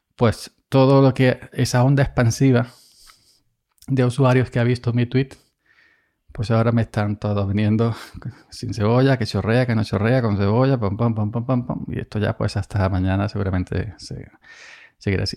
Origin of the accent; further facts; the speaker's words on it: Andalusia, Spain; soy andaluz